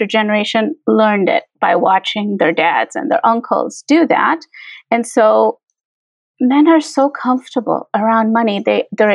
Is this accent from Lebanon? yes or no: no; India; now in Chicago, United States; culturally, I'm from India